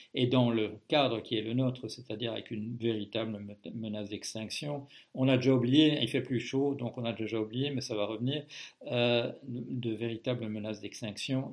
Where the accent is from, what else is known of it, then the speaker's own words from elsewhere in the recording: Belgium; moved away as an adult; now in France; je suis toujours euh, belge comme au moment de ma naissance, même si j'ai quitté la Belgique euh, officiellement en 1973